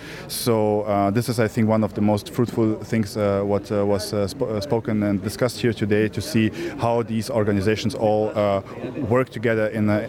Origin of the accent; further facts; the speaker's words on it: Siberia, Russia; moved away as an adult; now in Sharjah, United Arab Emirates; I come from Siberia originally.